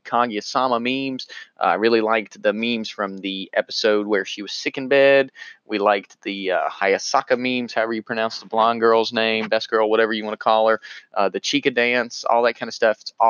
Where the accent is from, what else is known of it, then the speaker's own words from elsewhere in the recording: North Carolina, United States; accent: southern; 25-year-old correctional officer in North Carolina, so pardon my southern accent.